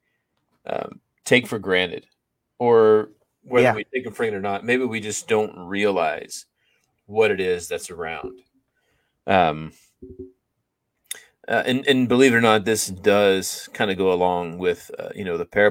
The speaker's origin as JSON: {"language": "English", "town": "Austin", "region": "Texas", "country": "United States", "tie": "born or raised there", "moved": "yes", "lives_now": "Baton Rouge, United States", "said": "I grew up in Austin"}